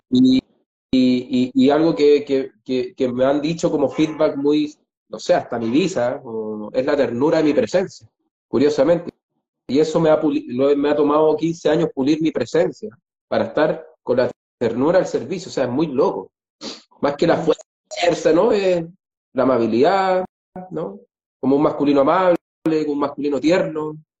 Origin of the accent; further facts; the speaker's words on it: Chile; moved away; los dos somos chilenos, los dos somos viajeros, los dos sabemos lo que es dejar el país